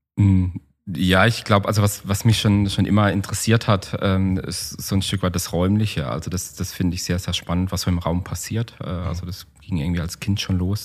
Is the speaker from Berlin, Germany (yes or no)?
no; Black Forest, Baden-Württemberg, Germany; bei uns im Schwarzwald